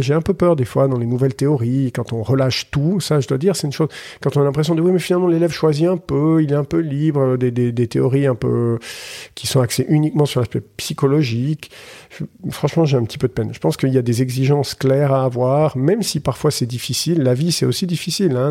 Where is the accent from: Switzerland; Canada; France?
Switzerland; Collombey, Valais; also born or lived in Muraz, Valais; j'ai grandi à Colombay avant de déménager à Murat à l'adolescence